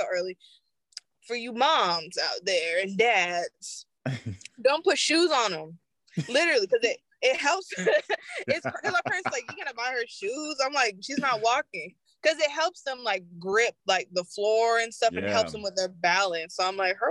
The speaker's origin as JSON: {"language": "English", "region": "New York", "country": "United States", "tie": "born or raised there", "also_born_or_lived": "Henry County, Georgia", "moved": "yes", "said": "I grew up in New York, and those public schools, not all that."}